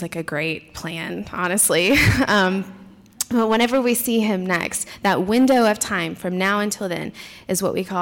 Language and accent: English; Tennessee, United States; moved away as an adult; now in Sikeston, United States; My husband and I are from Tennessee originally